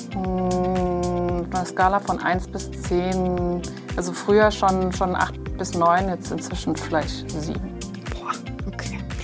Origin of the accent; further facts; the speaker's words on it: Hunan, China; ich komme aus Hunan, ähm, übrigens Heimatprovinz von Mao Zedong